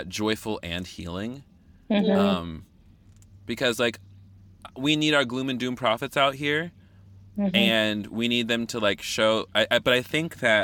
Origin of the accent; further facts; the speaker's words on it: the South, United States; I'm from the South